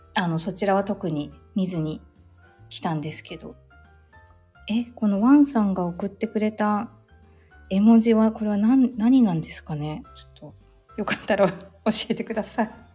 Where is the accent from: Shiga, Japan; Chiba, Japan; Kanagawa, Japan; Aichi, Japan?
Kanagawa, Japan; 私、そう、もともと神奈川出身なんですけど